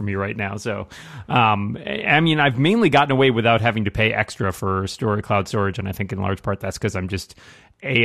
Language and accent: English; Northeast, United States; I am from the Northeast